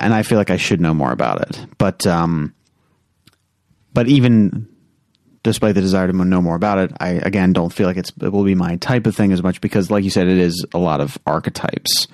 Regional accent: United States; as an American

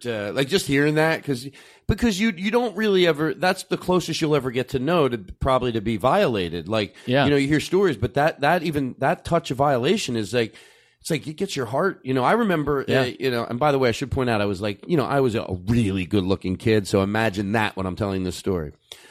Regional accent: Philadelphia, Pennsylvania, United States

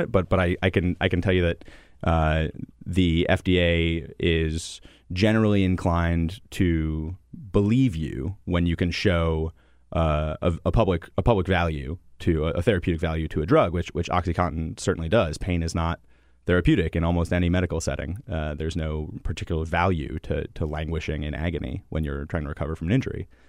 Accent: Connecticut, United States; moved away; I grew up in Connecticut

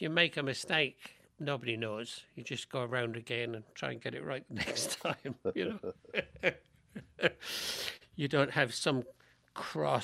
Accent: London, United Kingdom; now in United States; these people that I knew growing up in London, let people know that I learned this in London

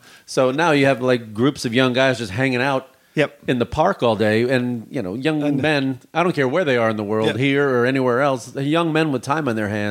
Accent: Midwest, United States; Yeah, we say the R's and the L's hard. I'm from the Midwest too, so we hit it hard.

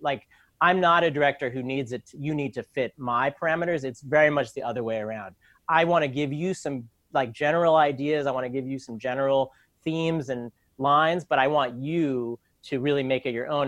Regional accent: New York, United States; also born or lived in Manhattan / Brooklyn; I grew up in New York. I've lived in Manhattan and Brooklyn all my life.

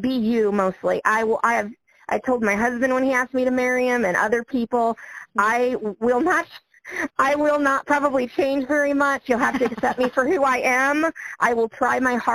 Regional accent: Niabi Zoo area, Illinois, United States; it is my home zoo. This is my hometown.

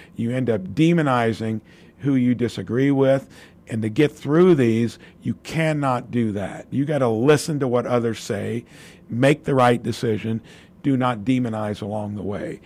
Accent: Jasper, Indiana, United States; building a real, real little business in my hometown

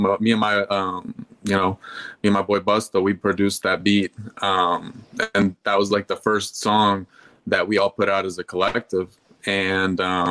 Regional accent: Louisville, Kentucky, United States; also born or lived in Michigan; now in Atlanta, United States; We're from Louisville, Kentucky

